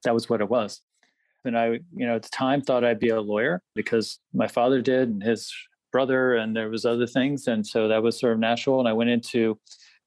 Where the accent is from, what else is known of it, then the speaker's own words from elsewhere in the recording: Washington, District of Columbia, United States; Suburban D.C. So I was sort of grew up in a political world